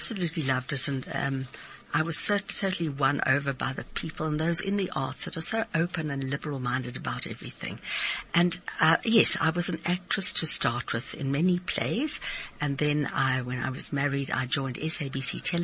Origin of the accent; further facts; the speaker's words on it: Pretoria, Gauteng, South Africa; I was from Pretoria, and I was luckily inspired by my art teacher